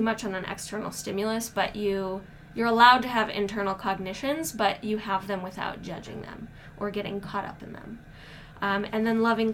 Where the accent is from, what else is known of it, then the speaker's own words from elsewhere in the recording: Midwest, United States; I'm from the Midwest, and so sometimes I talk really fast